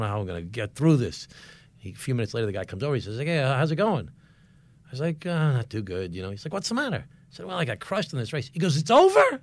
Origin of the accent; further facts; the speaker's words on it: Glen Cove, New York, United States; I was the mayor of my hometown for eight years, Glen Cove